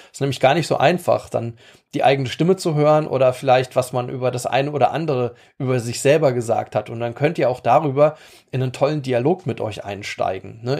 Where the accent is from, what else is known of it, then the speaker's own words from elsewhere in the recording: Rhineland-Palatinate, Germany; bei uns in der Pfalz